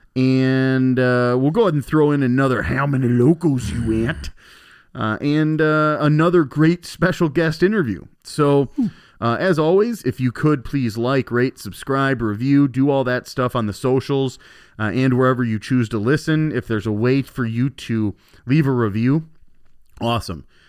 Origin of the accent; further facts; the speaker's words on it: Elkhorn, Wisconsin, United States; also born or lived in Milwaukee; I'm from Elkhorn.